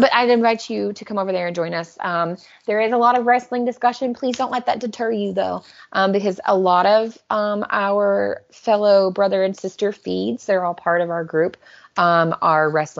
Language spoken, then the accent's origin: English; United States; moved away; as an American living in a foreign country